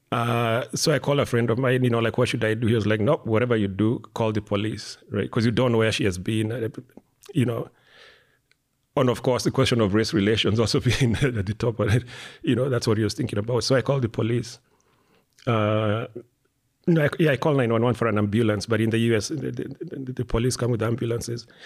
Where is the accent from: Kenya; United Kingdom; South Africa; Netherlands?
Kenya; Limuru, Kiambu County; moved away as an adult; now in United States; I grew up in Kenya till I was 19